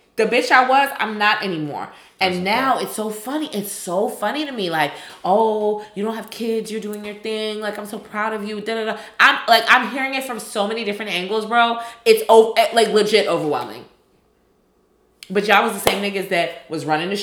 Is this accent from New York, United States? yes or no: yes; New York, United States; I'm from New York